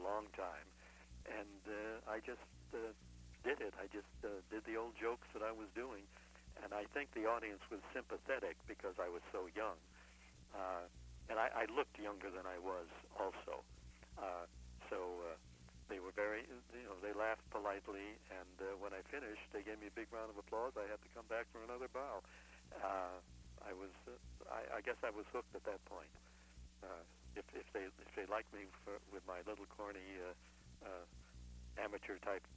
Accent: Chicago, Illinois, United States; now in Florida, United States; From Chicago, my hometown

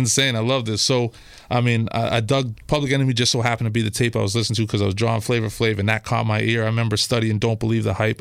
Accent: Toronto, Ontario, Canada; I'm from, uh, Christie Pitts. So just off of Bloor and Christie, uh, that's my original neighborhood that I grew up in.

